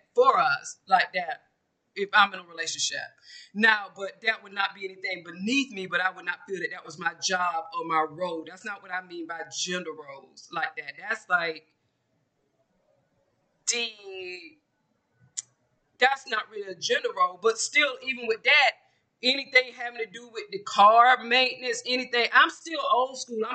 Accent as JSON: {"language": "English", "region": "Georgia", "country": "United States", "tie": "born or raised there", "said": "I'm from Georgia, I'm from the South"}